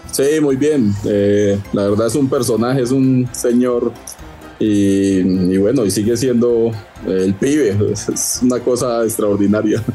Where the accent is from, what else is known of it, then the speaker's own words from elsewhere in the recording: Colombia; yo soy de Colombia